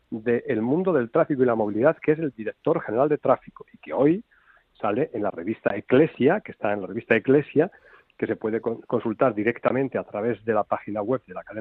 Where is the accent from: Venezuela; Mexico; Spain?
Spain; Castile; Dicho esto, porque tú y yo somos castellanos, Fernando es gallego, pero tú y yo que somos castellanos